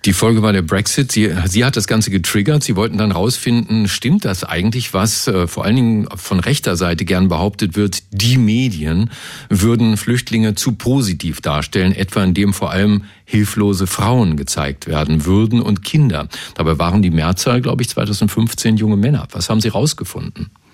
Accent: Berlin, Germany; ich komme ja aus Kreuzberg und wir Kreuzberger

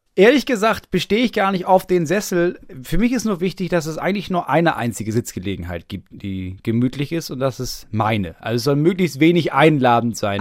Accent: Bremen, Germany; moved away as an adult; wann bin ich aus Bremen weggezogen? Vor drei Jahren.

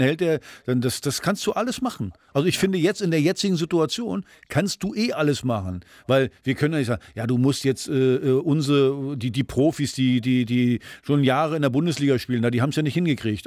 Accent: Rostock, Mecklenburg-Vorpommern, Germany; moved away; also born or lived in Frankfurt; meine alte Heimat in Rostock

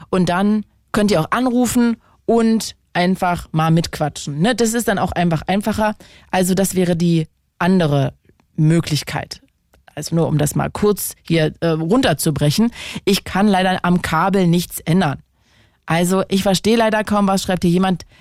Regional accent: Lohne, Lower Saxony, Germany; aus Lohne.

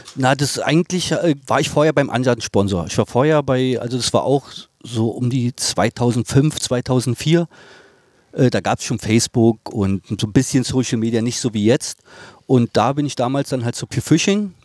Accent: Berlin, Germany; bin da aufgewachsen, kenne da alle

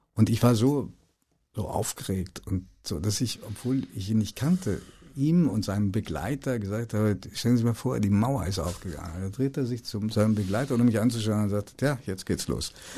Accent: Hanover, Lower Saxony, Germany; also born or lived in Italy; ich verleugne meine Jugend in Hannover

